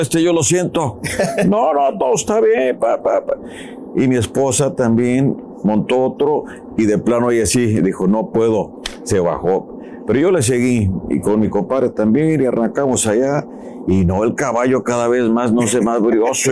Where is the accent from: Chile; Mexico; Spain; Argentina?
Mexico; Ario de Rosales, Michoacán; nos íbamos allá en el pueblo, en área de Rosales, de Michoacán, que me pongo de pie por mi tierra